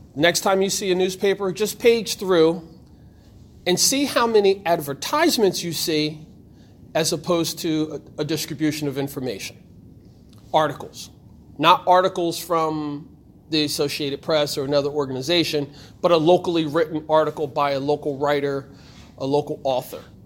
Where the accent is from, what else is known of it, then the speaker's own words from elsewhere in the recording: Trenton, New Jersey, United States; I was born here in Trenton